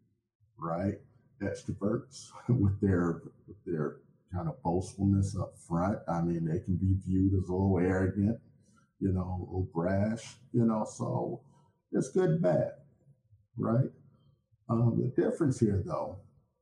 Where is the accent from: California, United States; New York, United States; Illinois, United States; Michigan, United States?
Illinois, United States; Chicago; I was born and raised in Chicago